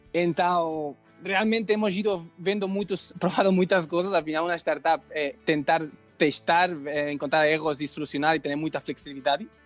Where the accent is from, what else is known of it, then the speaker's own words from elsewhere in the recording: Spain; Portuguese is a second language; moved away; eu sou espanhol e eu aprendi é, português de qualquer jeito